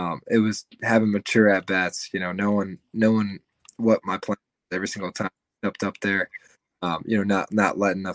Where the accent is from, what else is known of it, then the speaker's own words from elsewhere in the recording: Atlanta, Georgia, United States; moved away as an adult; now in Kentucky, United States; I'm from the Atlanta area, and there's Lake Point, which is like 45 minutes from my house